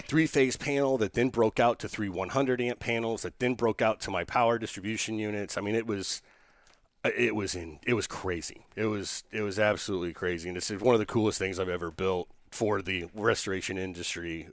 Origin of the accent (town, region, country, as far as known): Indiana, United States; moved away